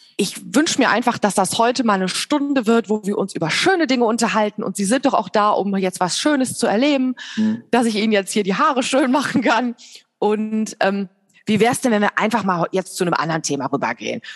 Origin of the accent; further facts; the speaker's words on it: Bergisches Land, North Rhine-Westphalia, Germany; now in Hilden, Germany; Ich komme aus dem Bergischen Land und äh, wohne aber jetzt in Hilden in der Nähe von Düsseldorf